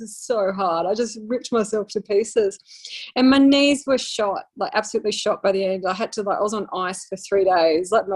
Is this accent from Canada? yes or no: no; Sydney, New South Wales, Australia; moved away as an adult; now in Queensland, Australia; I'm originally from Sydney, even though I'm up in Queensland now